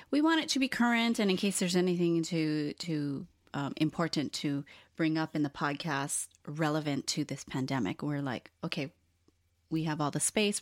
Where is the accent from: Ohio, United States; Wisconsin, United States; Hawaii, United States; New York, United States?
Hawaii, United States; also born or lived in Los Angeles, United States; now in Portland, United States; being born and raised in Hawaii and then moving to L A was a huge shock